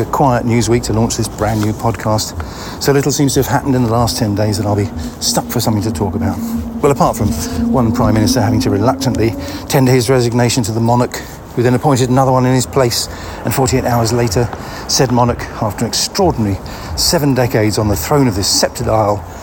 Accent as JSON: {"language": "English", "area": "Greenwich", "region": "London", "country": "United Kingdom", "tie": "born or raised there", "said": "my hometown, the not very royal at all, borough of Greenwich"}